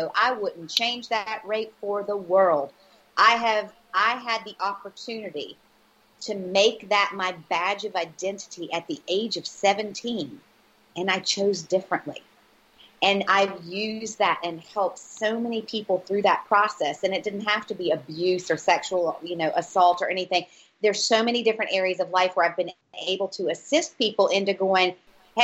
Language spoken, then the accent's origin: English; United States; moved away as an adult; as an American who've lived abroad for the last 21 years